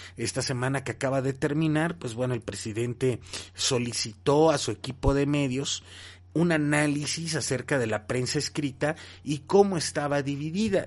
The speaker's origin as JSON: {"language": "Spanish", "country": "Mexico", "said": "todos fuimos testigos como mexicanos"}